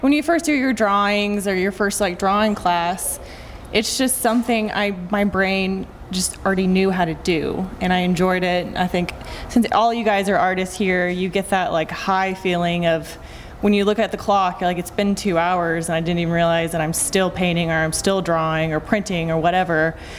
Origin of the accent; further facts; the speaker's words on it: Lubbock, Texas, United States; moved away; I moved here from Lubbock, Texas, and I went to UCO in Edmond.